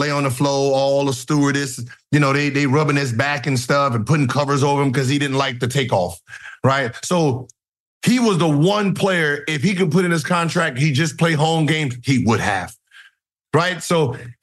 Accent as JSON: {"language": "English", "region": "California", "country": "United States", "moved": "yes", "said": "I'm from Cali"}